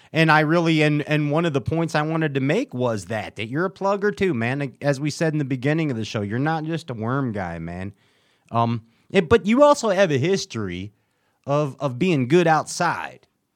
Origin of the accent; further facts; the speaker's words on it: Chicago, Illinois, United States; I'm from Chicago